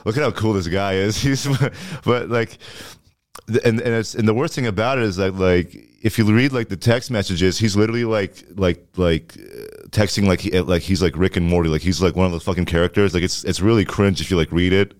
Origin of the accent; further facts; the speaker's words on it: Ottawa, Ontario, Canada; moved away; Orleans, where I'm from